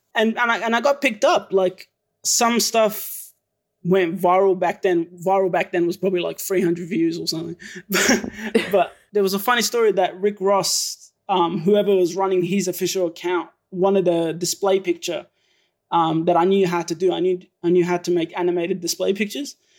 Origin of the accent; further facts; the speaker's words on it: Melbourne, Victoria, Australia; also born or lived in Syria; my dad flew us over here to S, Melbourne, Australia, and ever since then, I've been living in Melbourne, Australia